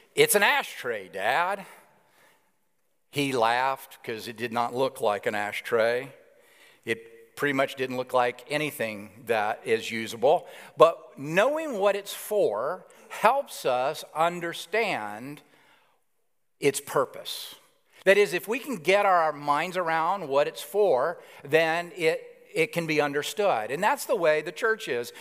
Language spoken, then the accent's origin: English; Alabama, United States; now in New York City, United States; I grew up in Alabama, and you'll know that shortly, the accent.